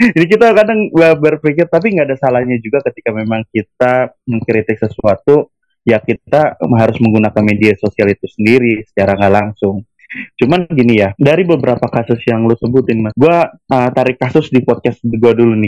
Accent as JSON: {"language": "Indonesian", "town": "Tangerang", "region": "Banten", "country": "Indonesia", "said": "asal gue dari kota Tangerang"}